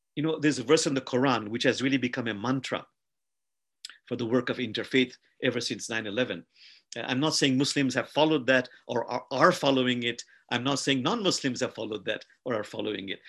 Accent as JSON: {"language": "English", "country": "Bangladesh", "said": "I come from a country called Bangladesh"}